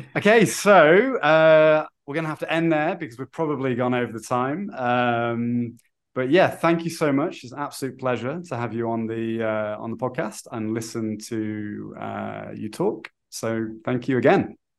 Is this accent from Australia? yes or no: no; United Kingdom; now in Brazil; I'm British